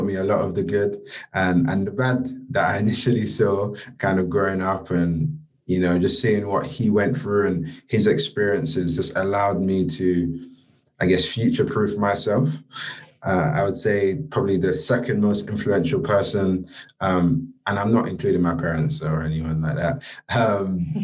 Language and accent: English; London, United Kingdom; growing up, I grew up in Peckham, Southeast London